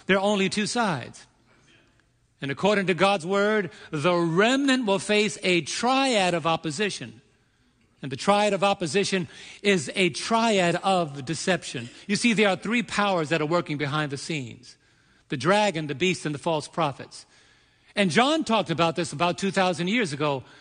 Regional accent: New York, United States; the energetic New Yorker that I can be

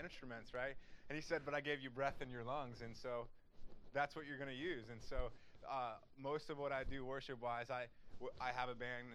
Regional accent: Wapakoneta, Ohio, United States; I'm from Wapakoneta, Ohio

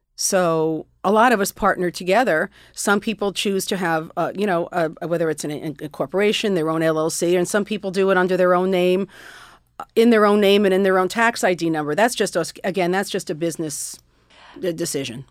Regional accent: Westchester, New York, United States; I grew up in Westchester.

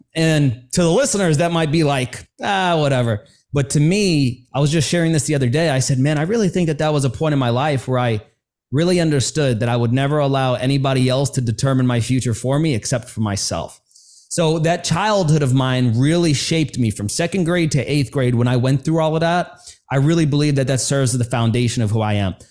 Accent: New York City, New York, United States; I grew up in New York City

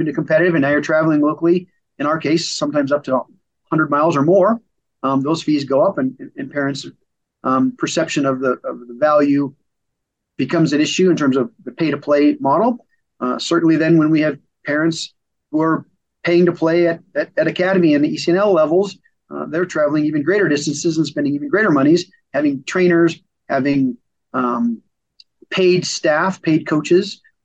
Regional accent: Cheyenne, Wyoming, United States; also born or lived in Memphis, Tennessee; I came back after my schooling, back to Cheyenne, my hometown

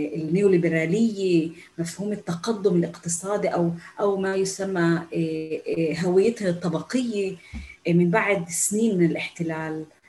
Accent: Palestine; first language Arabic; نحن النساء الفلسطينيات بالجامعات الاسرائيليه

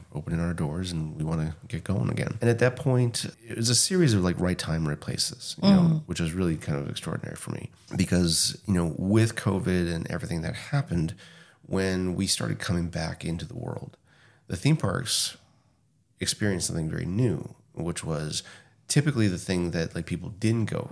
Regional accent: New Hampshire, United States; moved away as an adult; also born or lived in Los Angeles, California / Nashville, Tennessee; now in Massachusetts, United States; So I grew up in New Hampshire and my wife grew up in just outside Boston.

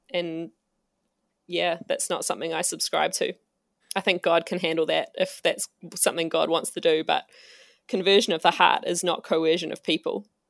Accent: Auckland, New Zealand; I am from, uh, Tamaki Makoto

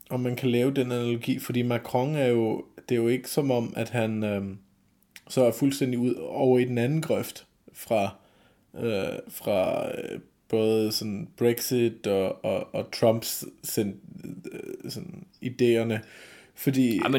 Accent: Germany; Altså, jeg er jo tysker, og... Øh, eller på nogen måder i hvert fald.

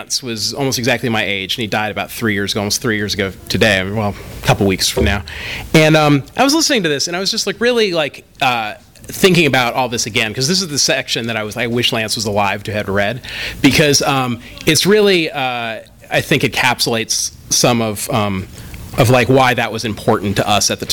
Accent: Bay Area, California, United States; Because my family moved to the Bay Area when I was still very young, and because I'm the youngest child, I consider myself the only real Californian in my family.

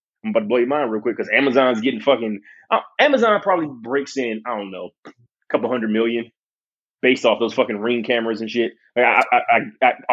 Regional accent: Detroit, Michigan, United States; I grew up in Detroit

